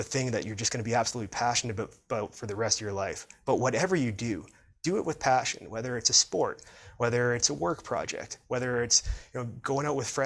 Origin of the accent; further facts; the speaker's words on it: Prince George, British Columbia, Canada; my hometown of Prince George